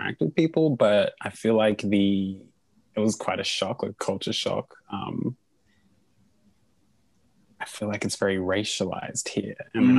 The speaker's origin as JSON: {"language": "English", "country": "Australia", "said": "And I was like, \"Oh, I'm Australian.\""}